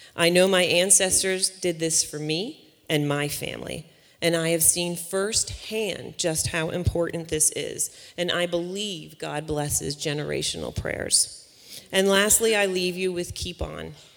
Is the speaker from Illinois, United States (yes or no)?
no; Long Island, New York, United States; now in West Virginia, United States; I'm originally from Long Island, New York, uh, but West Virginia has been my home for the past 17 years now